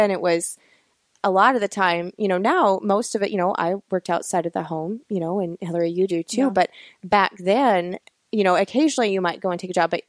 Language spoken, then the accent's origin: English; North Carolina, United States; It goes back farther because I hail from Mountain Stock in Appalachia, North Carolina.